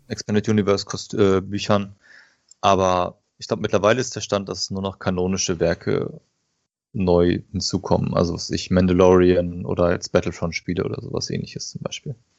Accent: Paderborn, North Rhine-Westphalia, Germany; komme aus dem schönen Paderborn im Ostwestfalen

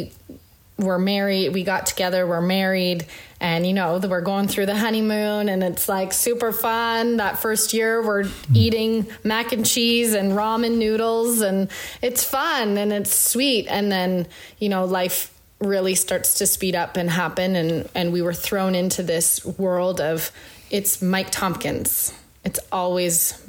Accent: Northern Canada, Canada; moved away; I grew up very like in Northern Canada. Like we were 2 hours from a grocery store.

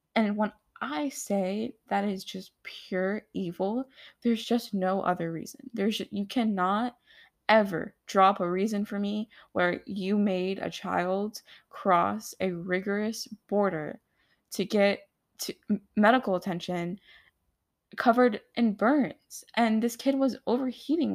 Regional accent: United States; I am American too

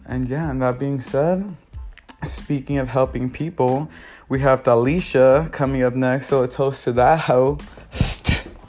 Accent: Los Angeles, California, United States; I'm originally from South Central LA, and I jumped all the way to the valley, living in Woodland Hills, Chatsworth, Van Nuys, moved back down to Torrance, so that's the South Bay area, and West Covina for a little bit.

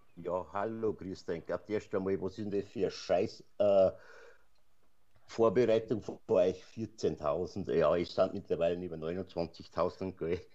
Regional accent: Passau, Bavaria, Germany; accent: Bavarian; mein Geburtsort, wo ich ja gerade, sagen wir mal, 10 bis 15 Kilometer davor entfernt wohne

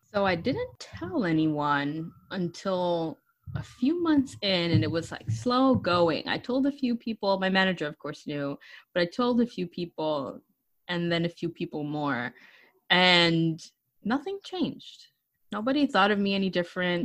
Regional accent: New York City, New York, United States; also born or lived in Pleasantville, Westchester; I was born, raised, and educated in the Bronx.

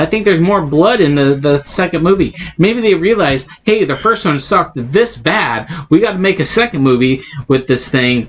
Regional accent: Oregon, United States; born there; also born or lived in Southern US; I lived in the South. I was born in Oregon.

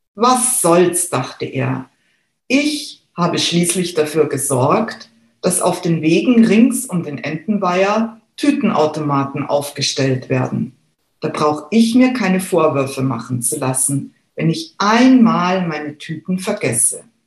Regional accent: Munich, Bavaria, Germany; Ich selber bin geborene Münchnerin, besser gesagt Giesingerin

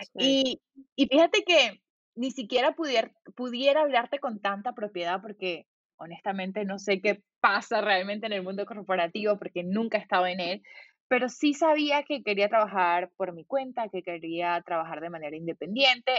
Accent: Valencia, Carabobo, Venezuela; moved away as an adult; also born or lived in California, United States; yo soy de Valencia

